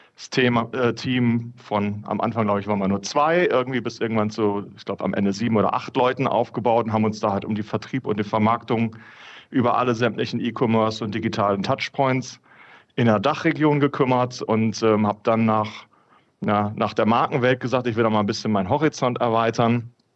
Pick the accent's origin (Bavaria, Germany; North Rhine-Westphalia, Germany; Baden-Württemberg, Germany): North Rhine-Westphalia, Germany; bin gebürtiger Ostwestfale